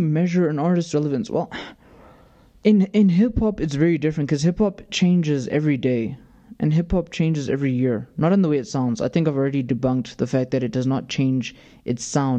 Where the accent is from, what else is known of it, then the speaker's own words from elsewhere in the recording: the South, United States; I was born in America